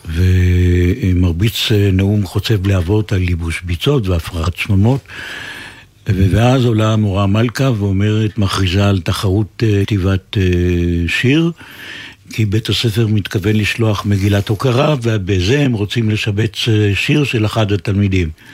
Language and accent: Hebrew; Haifa, Haifa District, Israel; נולדתי בחיפה וגדלתי בחיפה